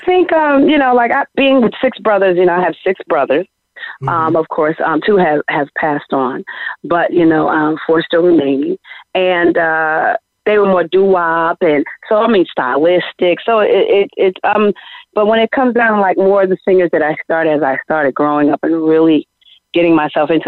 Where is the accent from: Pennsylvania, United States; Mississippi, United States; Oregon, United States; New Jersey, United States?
New Jersey, United States; East Orange; I'm very proud of my hometown, East Orange.